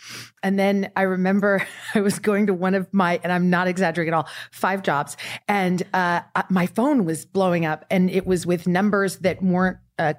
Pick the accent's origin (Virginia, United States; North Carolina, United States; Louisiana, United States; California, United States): California, United States; Porterville; I'm from Porterville, California.